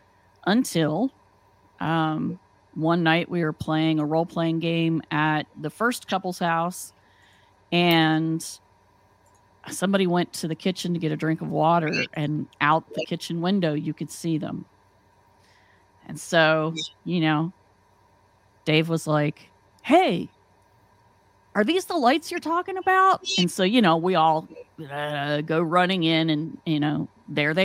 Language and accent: English; West Virginia, United States; moved away as an adult; now in Athens, Ohio, United States; I moved away from West Virginia to Ohio and then came into Athens, Ohio